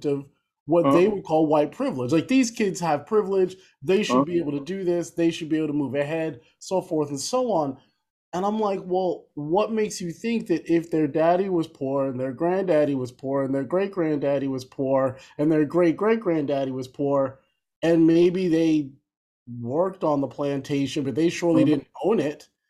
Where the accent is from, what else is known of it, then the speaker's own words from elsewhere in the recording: New Jersey, United States; moved away as an adult; also born or lived in New York / Boston, Massachusetts; now in Philadelphia, United States; born in Philly, growing up in New Jersey